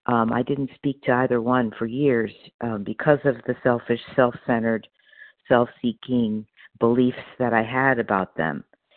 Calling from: Opelousas, Louisiana, United States; this morning, I'm calling from Opelousas, Louisiana. I'm on vacation, and I'm visiting my sister. I'm normally in Palmdale.

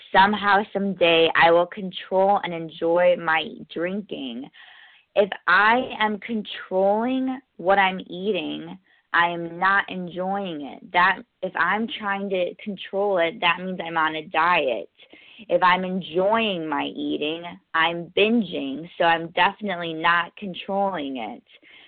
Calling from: New York, United States; I'm calling in from New York, a gratefully recovered compulsive overeater.

